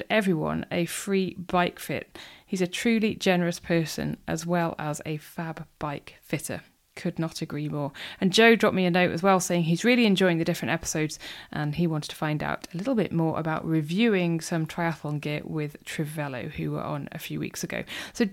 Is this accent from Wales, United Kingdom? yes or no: yes; North Wales, United Kingdom; moved away; I grew up in North Wales